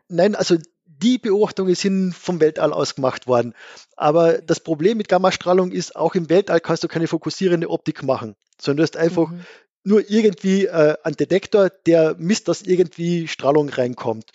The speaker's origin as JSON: {"language": "German", "area": "Gailtal", "region": "Carinthia", "country": "Austria", "tie": "born or raised there", "also_born_or_lived": "Vienna / Innsbruck", "accent": "Carinthian", "moved": "as an adult", "said": "Ich bin Kärntner. Genau. Ja. Also ich bin ursprünglich in schönem Geldtal in Kärnten aufgewachsen"}